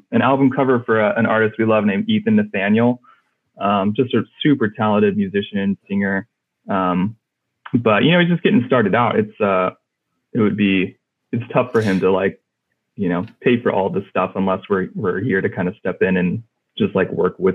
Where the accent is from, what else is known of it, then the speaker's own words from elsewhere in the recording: California, United States; Uh, I'm from California. Um, bounced around a lot, um, but currently still live in California.